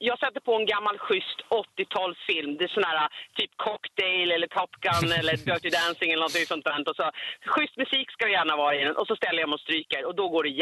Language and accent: Swedish; Täby, Stockholm County, Sweden; moved away as an adult; also born or lived in Rindö; now in Vaxholm, Sweden; jag är uppvuxen i Täby, men jag har bott i 30 år i Vaxholm.